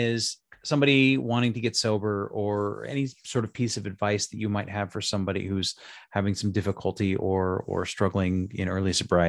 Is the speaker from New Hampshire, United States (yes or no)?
no; Las Vegas, Nevada, United States; moved away as an adult; I'm from Las Vegas. I was born and raised there.